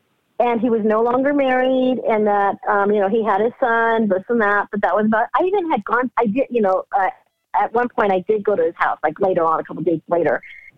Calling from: California, United States; I'm calling from California.

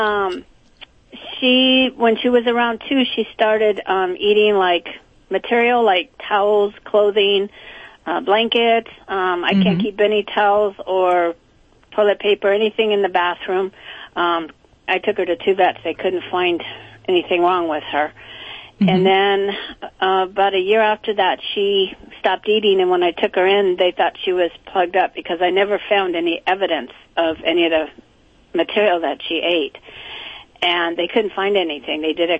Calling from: Bellflower, California, United States; I'm calling from Bellflower, California.

